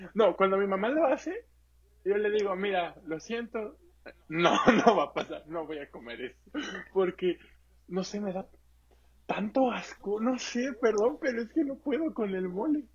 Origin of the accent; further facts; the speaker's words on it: Acapulco, Guerrero, Mexico; soy de Acapulco